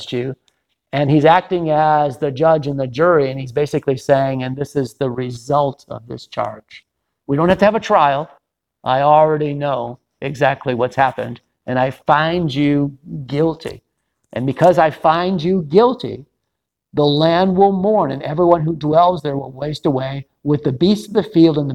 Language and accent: English; Detroit, Michigan, United States; moved away; my hometown, Detroit.